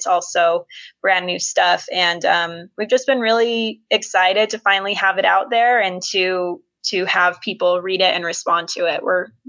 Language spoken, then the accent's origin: English; St. George, Utah, United States; now in Layton, United States; And gosh, where to start? I was born and raised Mormon. I grew up in the St. George area, if anybody is familiar with Washington County.